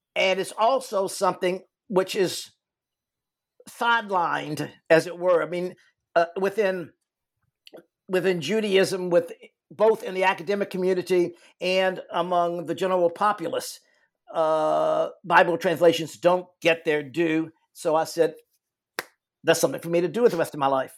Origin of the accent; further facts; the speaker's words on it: Richmond, Virginia, United States; I grew up in Richmond, Virginia